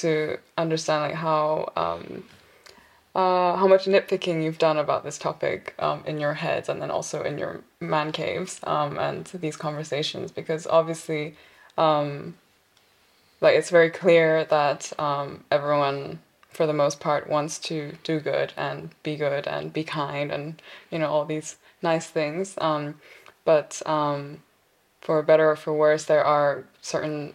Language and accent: English; Hong Kong; also born or lived in South Korea; now in Berlin, Germany; I'm originally from South Korea. Brought up in Hong Kong since I was 5. Currently living in Berlin for 4 years now.